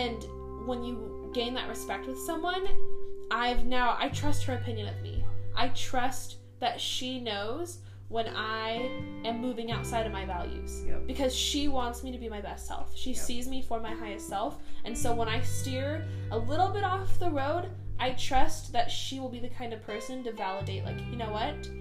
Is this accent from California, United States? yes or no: yes; Bay Area, California, United States; we are cousins from the Bay Area